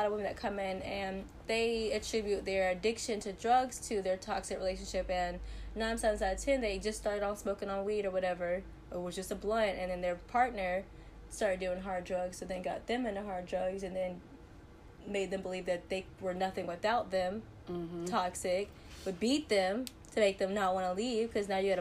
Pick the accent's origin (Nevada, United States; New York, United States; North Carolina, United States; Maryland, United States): North Carolina, United States; I'm from North Carolina